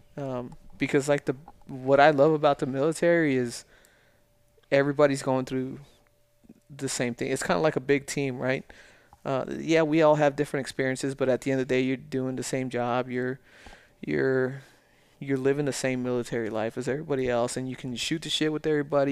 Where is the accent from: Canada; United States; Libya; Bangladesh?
United States; El Paso, Texas; moved away; also born or lived in Las Vegas; growing up in El Paso